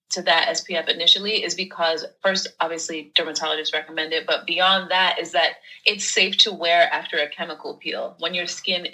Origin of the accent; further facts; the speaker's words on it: New York City, New York, United States; born and raised in New York. My family's from Haiti, so I'm first generation born in the States. But yeah, grew up in Brooklyn.